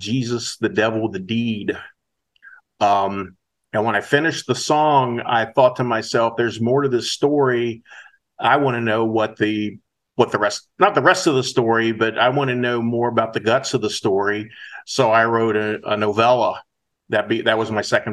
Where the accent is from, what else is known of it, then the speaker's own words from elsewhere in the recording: Appalachia, United States; I was actually born and raised in Appalachia